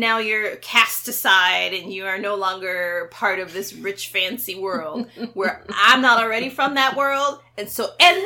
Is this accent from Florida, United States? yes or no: no; New York City, New York, United States; I'm from Queens